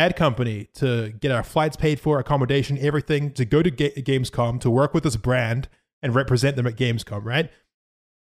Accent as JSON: {"language": "English", "country": "New Zealand", "said": "I'm from New Zealand"}